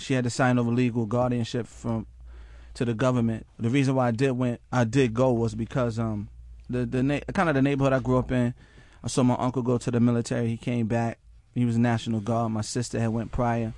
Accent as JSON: {"language": "English", "town": "Mount Vernon", "region": "New York", "country": "United States", "said": "from Mount Vernon, New York"}